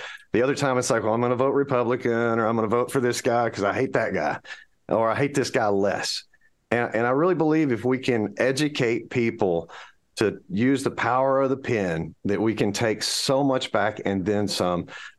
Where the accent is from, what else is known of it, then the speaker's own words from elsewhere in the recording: United States; Yes, because I'm American.